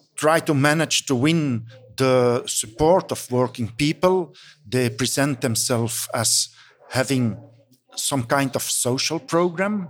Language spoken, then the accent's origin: English; Belgium; English is a second language; I'm come from Belgium